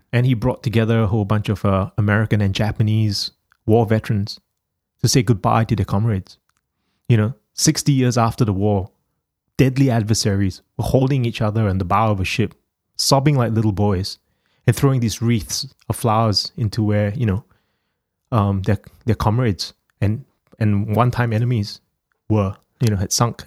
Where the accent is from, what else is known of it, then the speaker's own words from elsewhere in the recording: Singapore; now in Australia; the country where I was born in Singapore